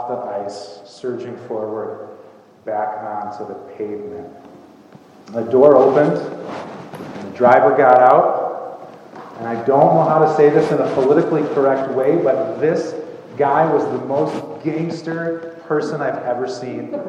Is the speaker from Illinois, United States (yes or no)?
yes; just outside of Chicago, Illinois, United States; I grew up just outside of Chicago, and there were almost 4,000 students at my high school